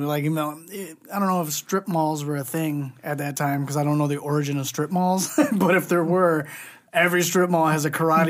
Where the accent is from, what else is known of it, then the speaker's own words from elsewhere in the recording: Southgate, Michigan, United States; I grew up in Southgate.